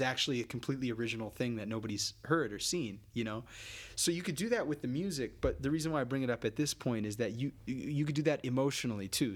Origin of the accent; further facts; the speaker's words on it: United States; as an American